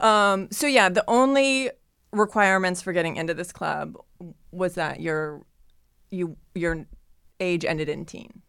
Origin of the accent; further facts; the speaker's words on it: Ohio, United States; growing up in Ohio